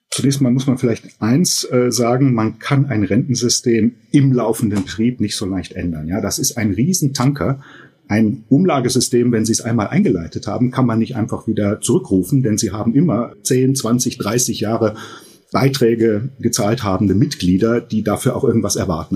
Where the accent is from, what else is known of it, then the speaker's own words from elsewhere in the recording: Germany; bei uns in Deutschland